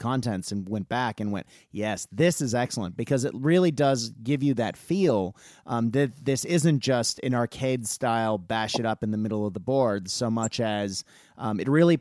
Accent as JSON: {"language": "English", "country": "United States", "tie": "born or raised there", "said": "as an American child in the 80s"}